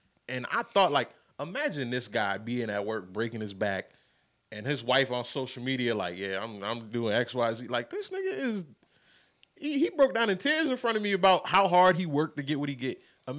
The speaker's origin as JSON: {"language": "English", "region": "New York", "country": "United States", "said": "I'm from New York."}